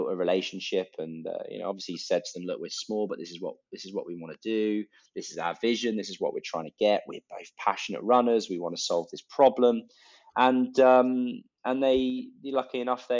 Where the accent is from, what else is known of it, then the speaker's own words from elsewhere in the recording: Leicestershire, East Midlands, United Kingdom; I'm from Leicestershire, and it was the centre of hosiery